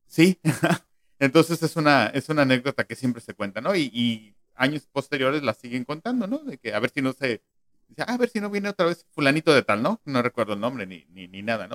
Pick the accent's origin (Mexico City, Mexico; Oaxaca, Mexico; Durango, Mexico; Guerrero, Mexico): Mexico City, Mexico; yo nací en la Ciudad de México